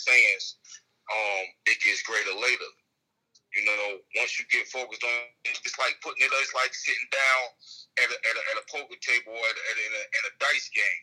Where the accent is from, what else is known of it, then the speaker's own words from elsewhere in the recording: Newark, New Jersey, United States; also born or lived in Dade City, Florida; I grew up in Newark, New Jersey.